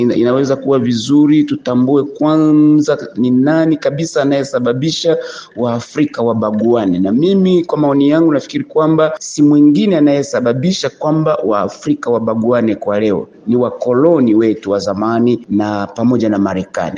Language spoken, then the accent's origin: Swahili; Kagongwa, Shinyanga, Tanzania